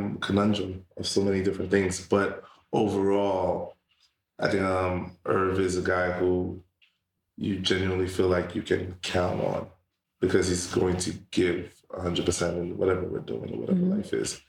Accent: New York City, New York, United States; also born or lived in Brownsville, Brooklyn / Pennsylvania; now in Queens, New York, United States; Canarsie, Brooklyn for the majority of my life. We started off in like Brownsville. Then we moved to Canarsie

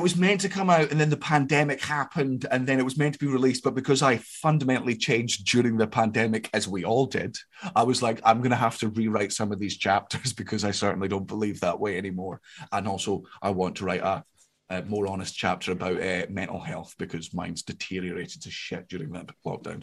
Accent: Scotland, United Kingdom; I'm Scottish

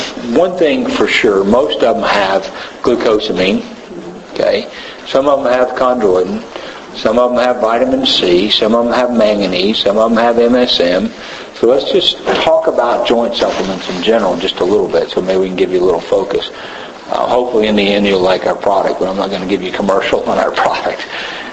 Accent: Tennessee, United States; I'm from Tennessee, long way from here

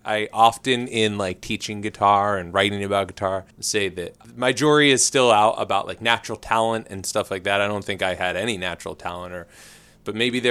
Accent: Philadelphia, Pennsylvania, United States; I grew up in Northeast Philly

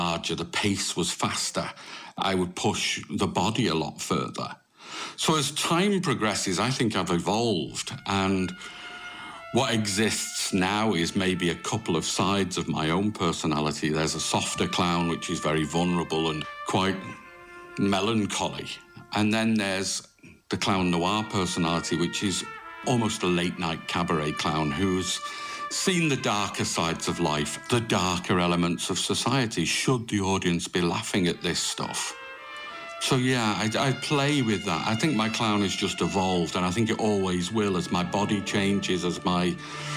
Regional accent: Manchester, North West England, United Kingdom; moved away as an adult; also born or lived in France; now in Limerick, Ireland; originally, I'm from Manchester. So I was brought up very close to Bellevue Circus in Manchester

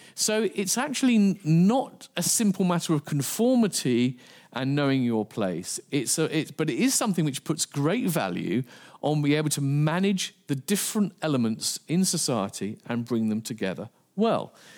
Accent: England, United Kingdom; I'm from England

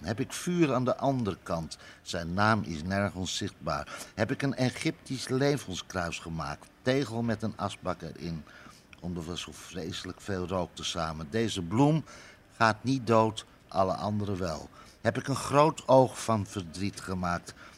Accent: Amsterdam, North Holland, Netherlands; Ik kom zelf uit Amsterdam-West, maar dan ben ik echt geboren

